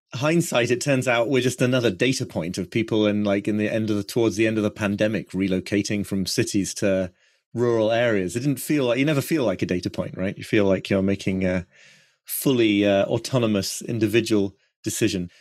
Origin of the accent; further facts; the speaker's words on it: York, Yorkshire and the Humber, United Kingdom; also born or lived in Brooklyn, United States; now in North York Moors, United Kingdom; I come from York, really, the more sub-, sort of urban, suburban York, but not far away.